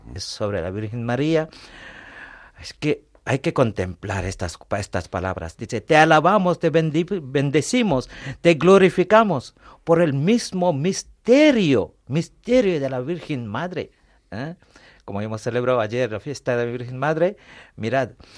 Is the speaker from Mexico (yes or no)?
no; India; also born or lived in Paris, France; now in Madrid, Spain; yo soy de la India, he estudiado en París, luego vine aquí